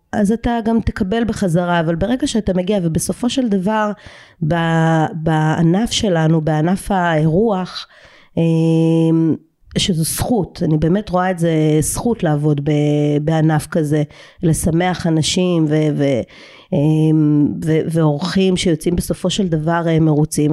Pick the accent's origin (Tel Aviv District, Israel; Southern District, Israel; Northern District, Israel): Southern District, Israel; Eilat; moved away as an adult; אני ילידת אילת